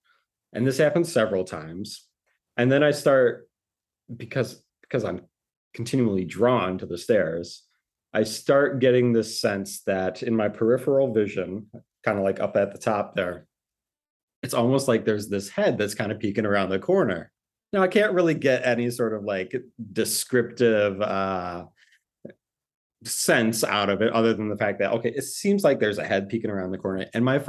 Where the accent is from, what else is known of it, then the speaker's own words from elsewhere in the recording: Rockford, Illinois, United States; No relation to either Julia or Charlie, but also born and raised in Rockford there.